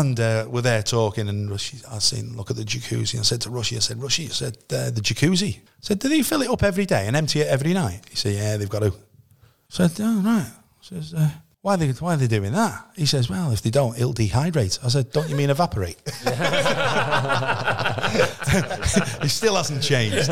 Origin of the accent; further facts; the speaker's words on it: Connah's Quay, Wales, United Kingdom; I'm from Connorskey. I'm living in Connorskey